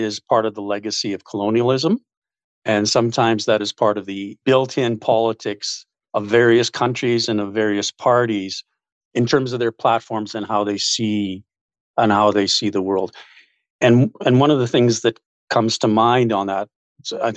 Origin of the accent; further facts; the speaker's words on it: Winnipeg, Manitoba, Canada; born and raised in West Kildonan